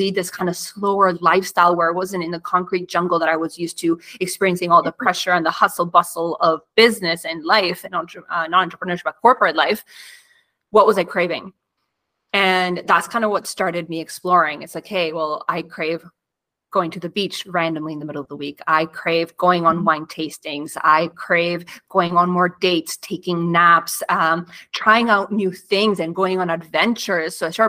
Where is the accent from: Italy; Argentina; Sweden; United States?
Argentina; now in Canada; I immigrated from Argentina to Canada. My parents had to completely restart their life, find new careers.